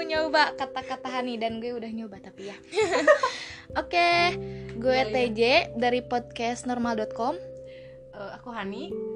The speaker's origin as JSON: {"language": "Indonesian", "region": "West Java", "country": "Indonesia", "accent": "Sundanese", "said": "kita tuh orang Jawa Barat"}